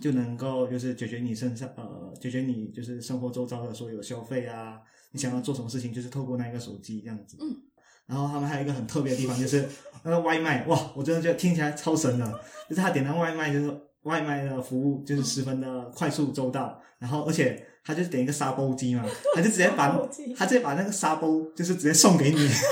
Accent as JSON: {"language": "Chinese", "country": "Malaysia", "said": "你可能骂到我国家的人了，马来西亚人也用中，也用简体字"}